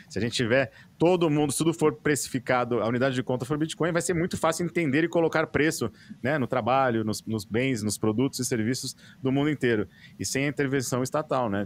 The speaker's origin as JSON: {"language": "Portuguese", "country": "Brazil", "said": "como brasileiro"}